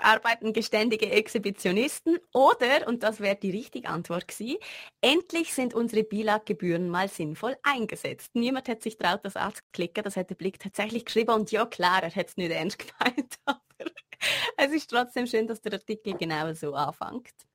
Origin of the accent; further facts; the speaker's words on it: Liechtenstein; als Liechtensteiner in der Schweiz zu studieren